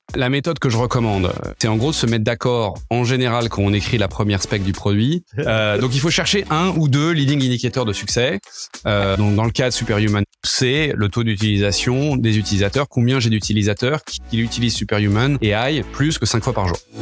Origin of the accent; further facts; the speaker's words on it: Paris, Île-de-France, France; moved away as an adult; now in San Francisco, United States; Je suis né euh, il y a quelques années à Paris. Euh, là maintenant ça fait dix ans que j'habite à San Francisco.